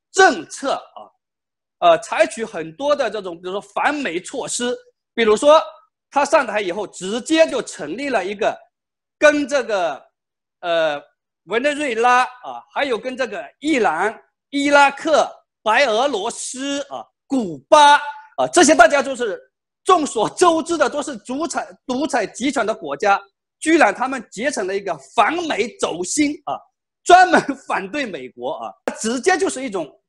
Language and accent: Chinese; China; 我们中国的